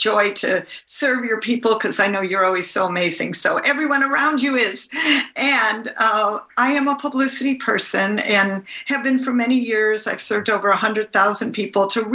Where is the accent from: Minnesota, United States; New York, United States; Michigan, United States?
Michigan, United States; Detroit; now in California, United States; I grew up in Detroit, Michigan, suburb of Detroit.